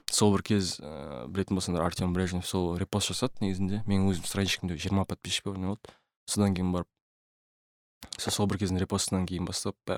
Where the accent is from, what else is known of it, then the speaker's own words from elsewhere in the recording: Atyrau, Atyrau Region, Kazakhstan; moved away as an adult; also born or lived in Turkey; атырауда қалада тудым так ә, содан кейін сол атырауда тұрдық бәріміз де үлкен семьяда тудым өстім атырауда оқыдым бір класс бір мектепте оқыдым ұлттық гимназия он үшінші